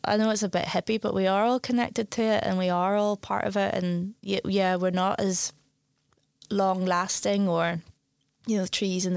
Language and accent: English; Belfast, Northern Ireland, United Kingdom; now in Glasgow, United Kingdom; growing up in Belfast, you're always near the sea